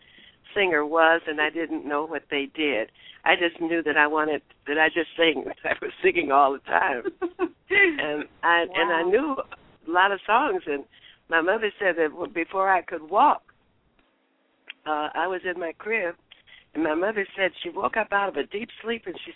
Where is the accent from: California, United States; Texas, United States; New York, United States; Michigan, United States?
Michigan, United States; Detroit; moved away; also born or lived in Los Angeles; I grew up in Detroit